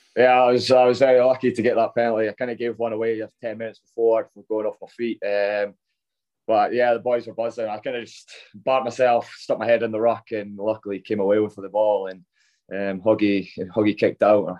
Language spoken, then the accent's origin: English; Scotland, United Kingdom; growing up as a Scottish boy